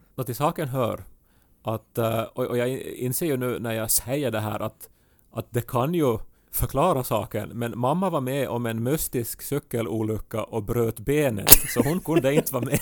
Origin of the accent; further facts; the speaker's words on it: Ostrobothnia, Finland; accent: Ostrobothnian; first language Swedish; moved away; min österbottniska dialekt, eh, som jag ju inte använder aktivt här hemma, men ibland så kryddar jag mitt språk med något så här spontant utrop från min barndom